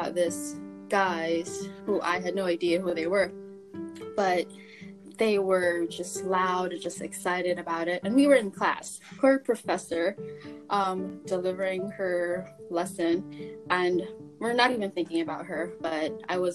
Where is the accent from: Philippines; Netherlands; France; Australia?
Philippines; moved away as an adult; now in New York, United States; Yes, I am Filipino. I grew up in the Philippines